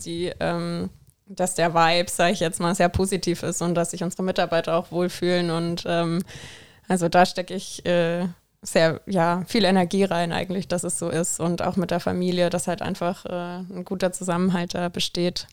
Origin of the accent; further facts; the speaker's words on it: Southern Germany, Germany; moved away as an adult; now in Koblenz, Germany; ich komme ja auch aus dem Süden von Deutschland